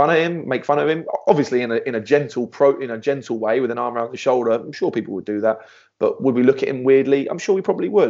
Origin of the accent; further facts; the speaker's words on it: England, United Kingdom; now in United States; my English culture and my English heritage